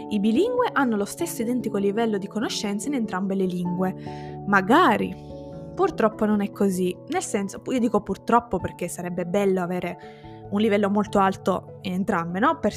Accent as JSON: {"language": "Italian", "region": "Sicily", "country": "Italy", "accent": "Sicilian", "moved": "yes", "lives_now": "Piedmont, Italy", "said": "ti usciva di nuovo l'accento siciliano che io ho parzialmente perso perché vivo in Piemonte da 10 anni, da più di 10 anni"}